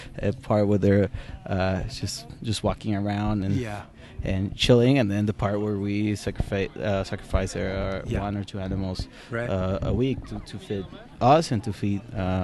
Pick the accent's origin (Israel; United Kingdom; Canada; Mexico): Mexico; Ensenada, Baja California; that's where I grew up in Ensenada, but I spent all my weekends down in the ranch.